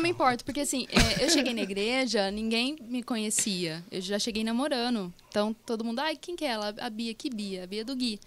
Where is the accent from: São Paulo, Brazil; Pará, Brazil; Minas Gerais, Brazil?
São Paulo, Brazil; Pradópolis; now in Ribeirão Preto, Brazil; eu não sou de Ribeirão, eu nasci em Pradópolis, agora que eu tô morando em Ribeirão